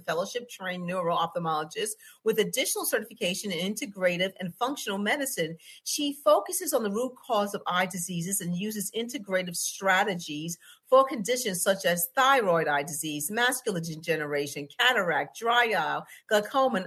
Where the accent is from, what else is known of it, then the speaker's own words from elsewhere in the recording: New York, United States; she's from my home state